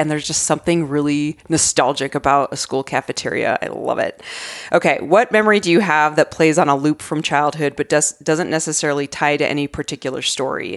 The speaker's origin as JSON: {"language": "English", "region": "Arizona", "country": "United States", "tie": "born or raised there", "said": "growing up in Arizona"}